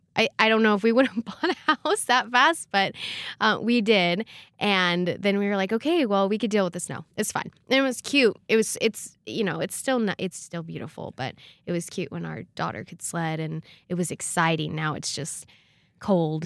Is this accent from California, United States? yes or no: yes; California, United States; moved away as an adult; now in Rexburg, United States; I come from California